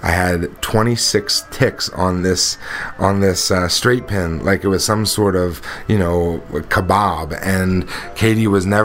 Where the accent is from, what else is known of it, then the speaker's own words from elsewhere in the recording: New Jersey, United States; I was 16 years old. Uh, I grew up in South Jersey. Uh, if you're not familiar with South Jersey, it's all farms down there.